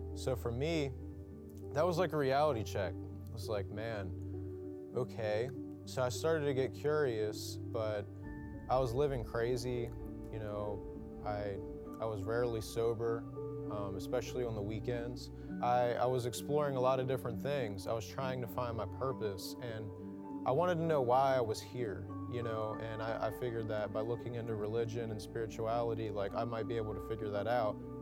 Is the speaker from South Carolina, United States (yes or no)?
no; Edgewood, Maryland, United States; also born or lived in Belcamp, Maryland; I grew up in Bell Camp until I was ten, and then I moved to Edgewood